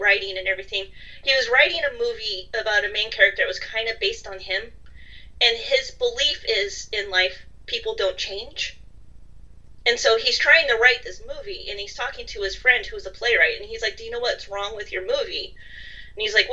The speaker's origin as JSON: {"language": "English", "country": "United States", "also_born_or_lived": "London / Dublin", "moved": "as an adult", "said": "Since I am an American who lived in London and then Dublin"}